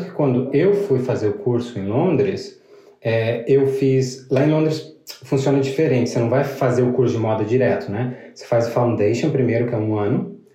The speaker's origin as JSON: {"language": "Portuguese", "region": "Rio Grande do Sul", "country": "Brazil", "tie": "born or raised there", "also_born_or_lived": "Paraná", "said": "o Rio Grande do Sul, eu me criei no Rio Grande do Sul, na real. No Paraná, eu só morei até os quatro anos."}